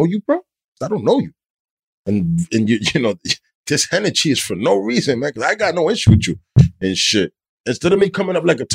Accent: Weehawken, New Jersey, United States; from Weehawken

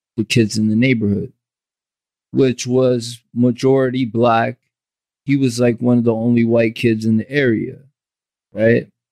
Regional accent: Jersey City, New Jersey, United States; also born or lived in Bayonne; I grew up in Jersey City and I ain't leave Jersey City for a long time

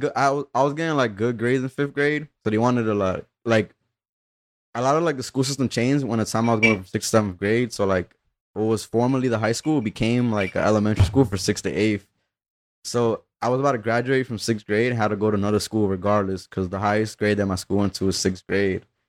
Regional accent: Union City, New Jersey, United States; also born or lived in Peru / Weehawken; I grew up in, like, Union City for when it mattered, though. Like, I, I kinda, like, spent some of my early years in Peru

